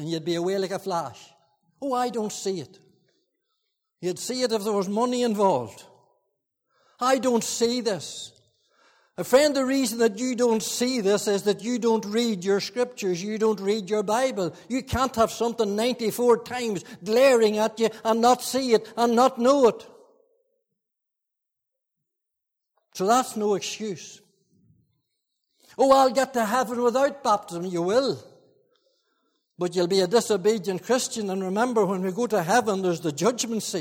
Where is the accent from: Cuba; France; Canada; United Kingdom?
United Kingdom; Fermanagh, Northern Ireland; I was brought up in Fermanagh